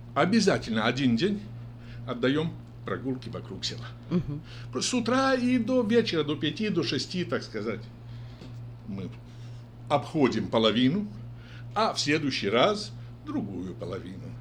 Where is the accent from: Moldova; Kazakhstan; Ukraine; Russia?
Moldova; Gashpar, Edineț District; moved away as an adult; now in Sacramento, United States; Родился я в селе, село Гашпар Едининского района